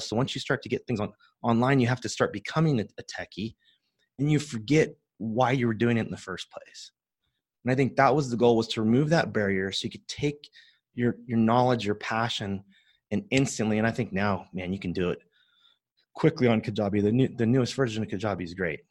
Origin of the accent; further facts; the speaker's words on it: San Joaquin Valley, Central California, United States; I grew up in that world of farming